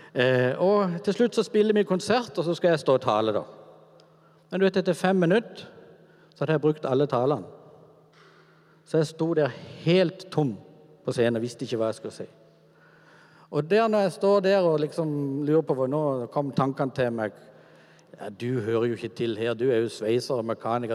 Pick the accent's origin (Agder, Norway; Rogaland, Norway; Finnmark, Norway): Agder, Norway; Kvinesdal; min oppvekst er egentlig veldig sånn normal i gata hjemme i Kvinesdal med de gutta som bodde